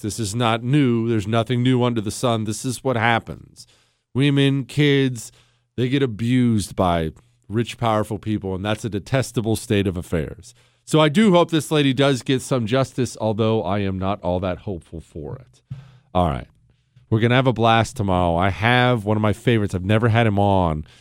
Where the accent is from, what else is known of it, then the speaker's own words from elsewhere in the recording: United States; I'm a free American